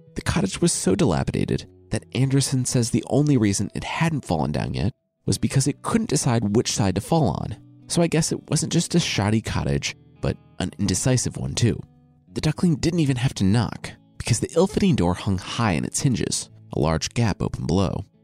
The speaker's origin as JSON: {"language": "English", "town": "Loveland", "region": "Ohio", "country": "United States", "tie": "born or raised there", "moved": "as an adult", "said": "I'm from Loveland, Ohio. It's a suburb of Cincinnati, and I lived there from when I was two to when I left for college"}